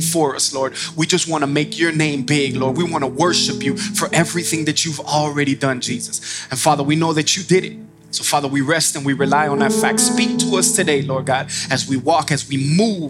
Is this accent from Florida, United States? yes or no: yes; Miami, Florida, United States; moved away as an adult; now in Georgia, United States; I'm from Miami, Florida